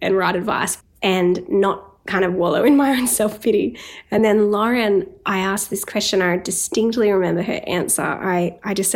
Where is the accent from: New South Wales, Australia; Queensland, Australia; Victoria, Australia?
New South Wales, Australia; Newcastle; moved away; I was in Newcastle, my hometown